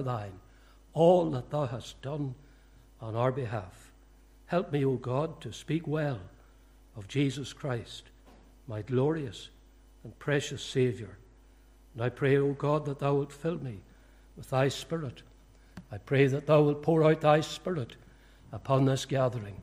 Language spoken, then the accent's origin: English; County Fermanagh, Northern Ireland, United Kingdom; also born or lived in Portadown / County Tyrone / London; I was born in Portadown, but I am a Fermanagh man. We moved to Fermanagh when I was about four. I grew up in Fermanagh.